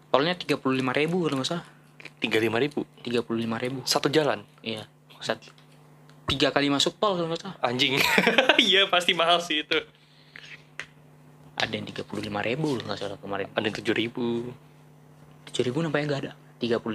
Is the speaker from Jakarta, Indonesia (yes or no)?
yes; Jakarta, Indonesia; lu siapa anjing gua dari Jakarta lu mau bayarin tol gua tiga puluh lima